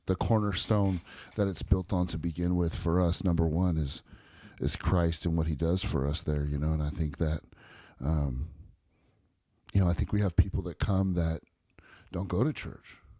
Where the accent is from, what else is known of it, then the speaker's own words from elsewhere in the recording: Bay Area, California, United States; I was born and raised in the Bay Area and California